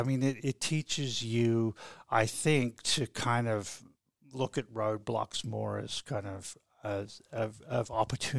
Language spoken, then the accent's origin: English; Cressy, Tasmania, Australia; I was born and raised in Cressy and went to through Scott College, Launceston Matric College, and then here to the medical school for actually 7 years